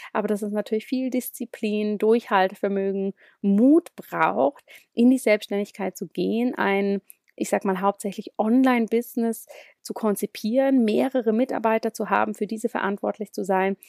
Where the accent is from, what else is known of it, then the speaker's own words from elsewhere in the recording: Zurich, Switzerland; ziemlich viel immer von Zürich aus gearbeitet, meinem Heimatort